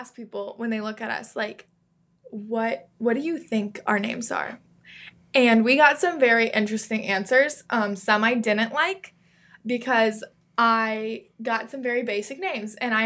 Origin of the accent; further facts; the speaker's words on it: Midwest, United States; these boring Midwest girls that me and Zara are